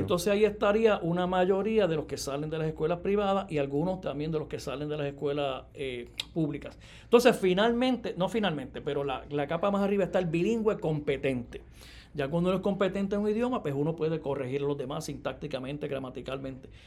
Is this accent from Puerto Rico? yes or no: yes; Yabucoa, Puerto Rico; nací en el pueblo de Yabucoa, allá en el área este, para el 1965